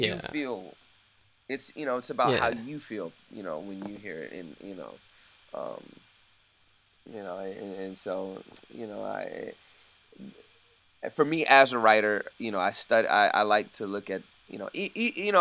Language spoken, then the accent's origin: English; United States; me being American and me, you know, being African American